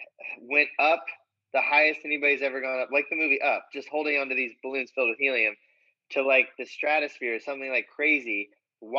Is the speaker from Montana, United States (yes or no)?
no; Lebanon, Indiana, United States; moved away; growing up in Lebanon